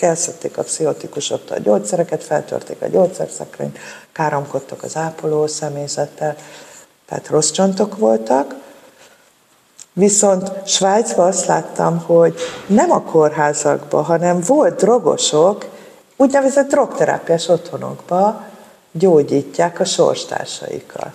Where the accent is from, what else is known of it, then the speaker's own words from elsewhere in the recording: Budapest, Hungary; a Szél Kálmán térnél nőttem fel a Moszkva tér